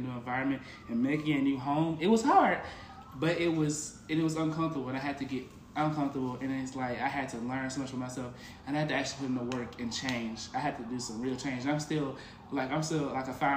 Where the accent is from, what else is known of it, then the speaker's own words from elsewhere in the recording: Memphis, Tennessee, United States; moved away as an adult; I'm from Memphis, Tennessee, 901 Shepherd Drive